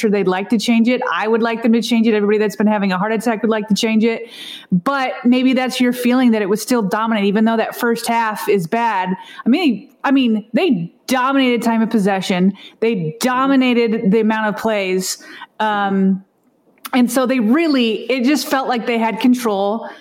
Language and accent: English; Denver, Colorado, United States; I grew up in Denver and I grew up watching John Elway with the Broncos